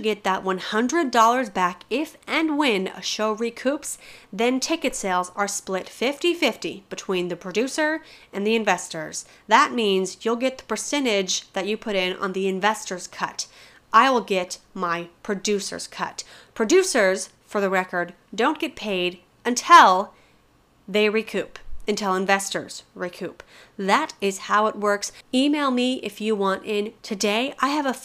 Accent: Colorado, United States; I'm from Colorado

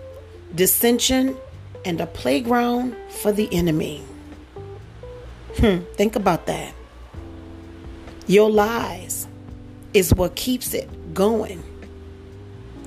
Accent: New Orleans, Louisiana, United States; moved away; also born or lived in Dallas, Texas; New Orleans, Louisiana, by way of Dallas, Texas

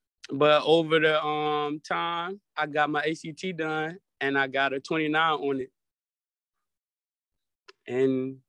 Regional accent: Atlanta, Georgia, United States; It was very diverse. I had my struggles and I had my blessing times. And I loved it. Atlanta is a wonderful place to stay, a wonderful place to live, and a wonderful place to grow your family.

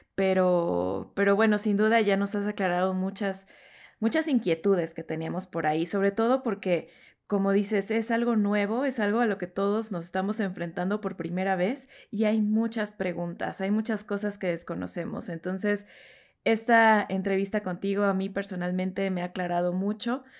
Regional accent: Mexico; siendo latinos, mexicanos

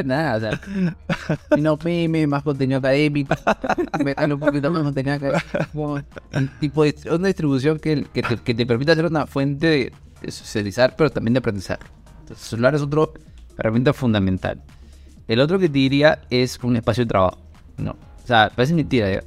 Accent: Peru; soy de Perú

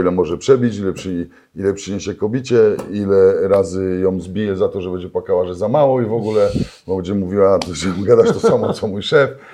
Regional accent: Katowice, Silesian Voivodeship, Poland; u nas w Katowicach są, wiesz, wszyscy są niewolnikami metek

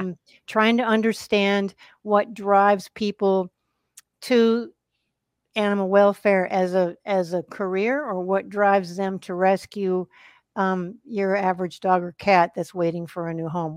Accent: Wisconsin, United States; also born or lived in Arkansas / Massachusetts / New Jersey / Colorado; now in Texas, United States; live in Texas. and I grew up in Wisconsin

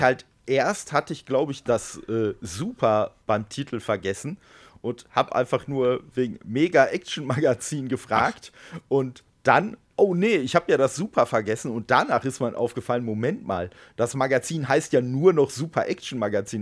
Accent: Dortmund, North Rhine-Westphalia, Germany; moved away; meiner alten Heimat da, aus Dortmund

